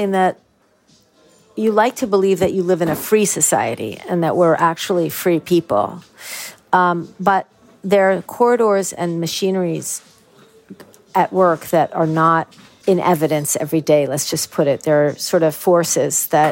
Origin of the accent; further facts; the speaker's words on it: United States; moved away as an adult; also born or lived in Ireland; now in Wicklow, Ireland; I'll always really be an American